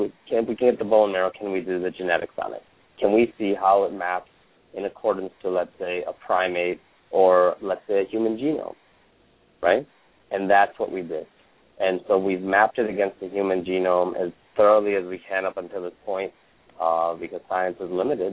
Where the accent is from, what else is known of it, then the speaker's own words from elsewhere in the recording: United States; also born or lived in India; I was born in India, grew up in America